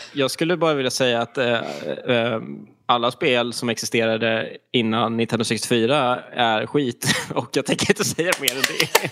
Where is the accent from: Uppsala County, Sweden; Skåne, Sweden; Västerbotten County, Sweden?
Skåne, Sweden; east coast of; rent geografiskt så kommer jag ifrån östkusten i Skåne